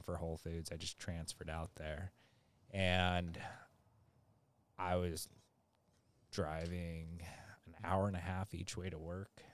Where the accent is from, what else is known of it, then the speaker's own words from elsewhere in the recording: San Diego, California, United States; also born or lived in Orange County, California / Arizona / Laguna Hills, California; I grew up over in North Park